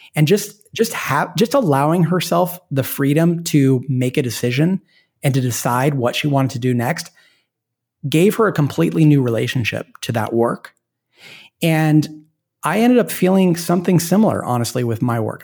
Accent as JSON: {"language": "English", "town": "Portland", "region": "Oregon", "country": "United States", "moved": "yes", "said": "I'm from Portland, Oregon, which is a great place to be from. And, and my wife and I moved back there because we have family there"}